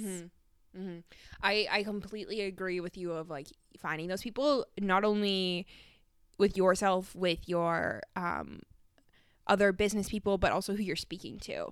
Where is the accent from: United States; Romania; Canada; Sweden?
Canada; moved away; I'm from Canada